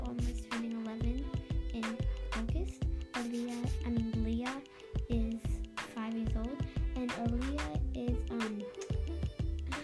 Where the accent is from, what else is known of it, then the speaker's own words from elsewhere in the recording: Australia; also born or lived in New South Wales; I was born in Australia, as you can see by my accent.